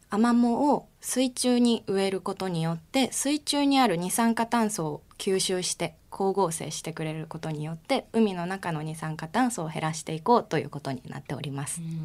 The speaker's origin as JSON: {"language": "Japanese", "town": "Ikoma", "region": "Nara", "country": "Japan", "tie": "born or raised there", "said": "奈良県の生駒市あたり"}